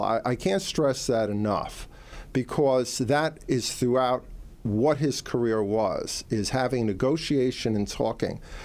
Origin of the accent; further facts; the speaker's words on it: New York, United States; I'm a New Yorker